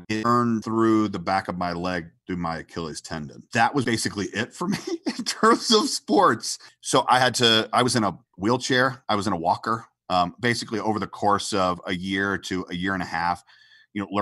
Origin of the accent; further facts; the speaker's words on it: Atlanta, Georgia, United States; moved away as an adult; I came from Atlanta, Georgia. I was born in Atlanta, Georgia